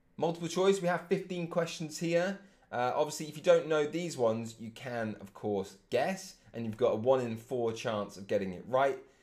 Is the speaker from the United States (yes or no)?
no; England, United Kingdom; being English